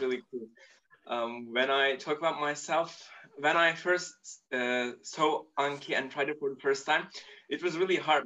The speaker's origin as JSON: {"language": "English", "country": "Turkey", "tie": "born or raised there", "first_language": "Turkish", "second_language": "English", "said": "I'm Turkish and I was born in Turkey"}